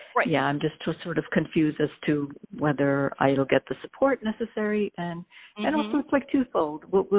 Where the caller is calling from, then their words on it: New York, United States; I'm calling from New York.